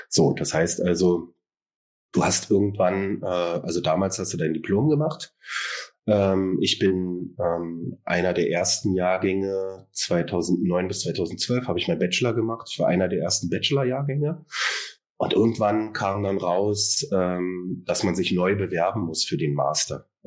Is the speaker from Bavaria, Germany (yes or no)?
no; Berlin, Germany; born there; Ich bin äh, aus Berlin, also hier geboren und arbeite hier seit 2021 als Verhaltenstherapeut